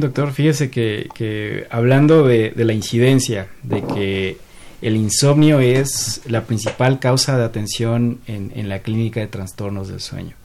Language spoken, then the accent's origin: Spanish; Mexico; nuestro componente como sociedad, como sociedad mexicana